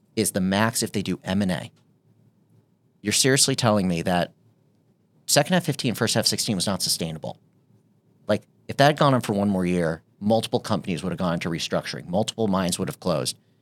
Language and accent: English; United States